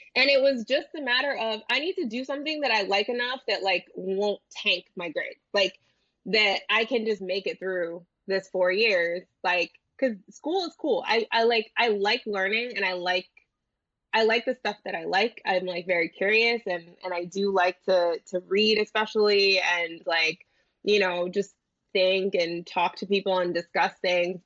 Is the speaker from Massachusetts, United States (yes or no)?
no; New Jersey, United States; where I grew up in Jersey